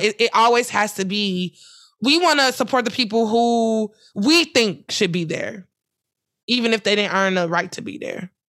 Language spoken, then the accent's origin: English; Ferguson, Missouri, United States; Ferguson, my hometown, my streets